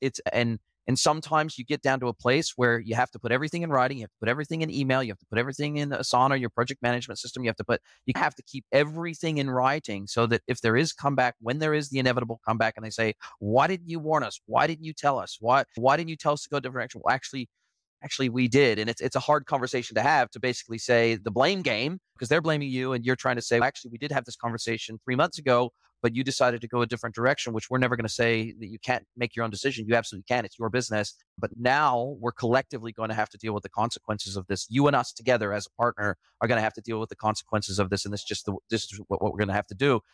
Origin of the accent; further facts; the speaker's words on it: United States; moved away as an adult; I grew up in the United States